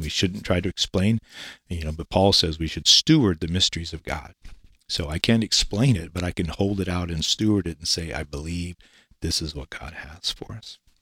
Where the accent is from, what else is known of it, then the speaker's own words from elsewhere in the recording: Eastern Washington, United States; moved away as an adult; also born or lived in Kennewick, Washington / Denver, Colorado; I was born and raised in Eastern Washington. I grew up as a farm boy.